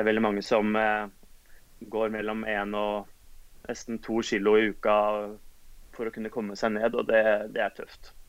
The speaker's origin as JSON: {"language": "Norwegian", "region": "Oslo", "country": "Norway", "tie": "born or raised there", "said": "Født og oppvokst i Oslo."}